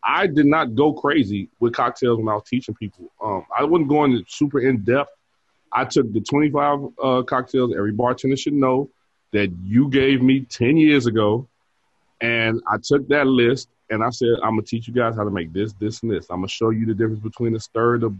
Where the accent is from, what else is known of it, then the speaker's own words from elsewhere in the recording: Chicago, Illinois, United States; south side